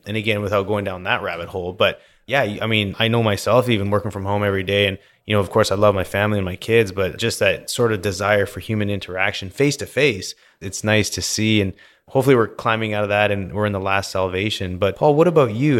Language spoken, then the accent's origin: English; British Columbia, Canada; now in Houston, United States; Growing up in British Columbia, lots of mountains